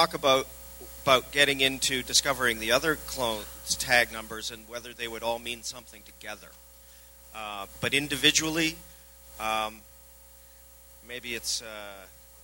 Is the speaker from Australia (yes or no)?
no; Vancouver, British Columbia, Canada; I'm from Vancouver